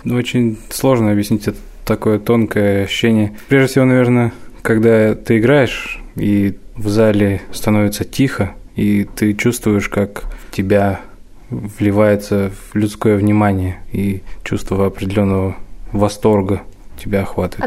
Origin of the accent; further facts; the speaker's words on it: Omsk, Omsk Oblast, Russia; now in Kursk, Russia; Я родом из Омска